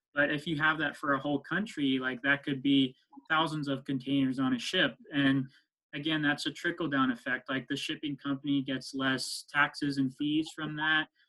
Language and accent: English; East Bay, California, United States; also born or lived in Stanford, California; I grew up in the East Bay most of my life